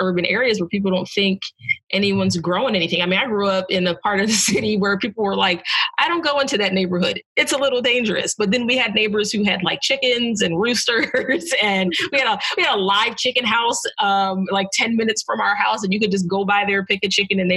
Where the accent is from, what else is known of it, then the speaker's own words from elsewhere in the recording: New Jersey, United States; I grew up in South Jersey, just right outside of Philadelphia, and then I moved back there a few years ago